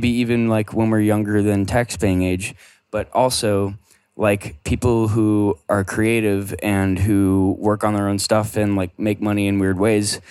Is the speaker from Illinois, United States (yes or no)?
yes; Chicago, Illinois, United States; I'm from Chicago